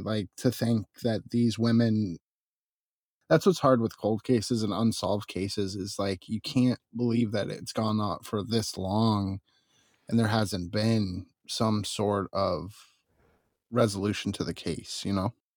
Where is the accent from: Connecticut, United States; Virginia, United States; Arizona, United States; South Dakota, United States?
Arizona, United States; now in California, United States; I grew up in Arizona